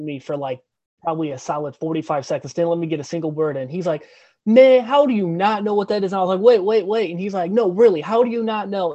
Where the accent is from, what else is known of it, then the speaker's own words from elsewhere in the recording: St. Louis, Missouri, United States; I'm from St. Louis also